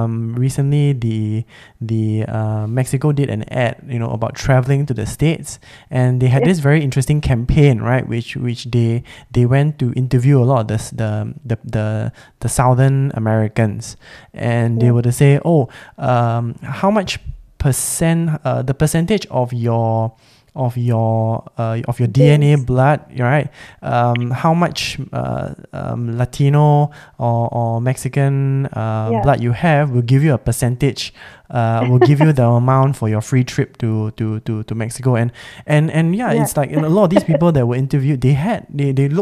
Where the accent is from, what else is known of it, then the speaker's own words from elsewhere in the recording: Singapore; also born or lived in Australia; I was born and raised as a Singaporean